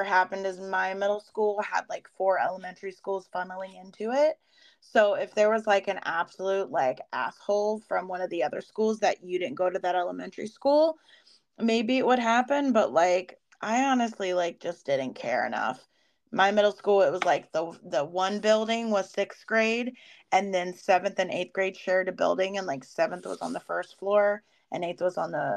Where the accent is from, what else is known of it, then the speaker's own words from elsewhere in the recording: West Virginia, United States; Where I grew up in West Virginia